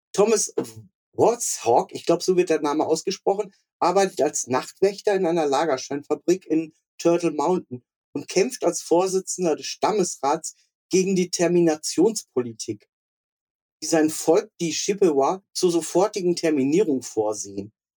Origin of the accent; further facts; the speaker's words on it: West Germany, Germany; für mich so als Westdeutsche